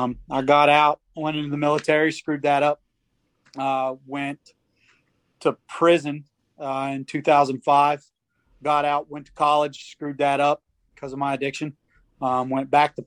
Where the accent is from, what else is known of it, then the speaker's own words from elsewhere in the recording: Moorefield, West Virginia, United States; I grew up in Moorfield in Petersburg.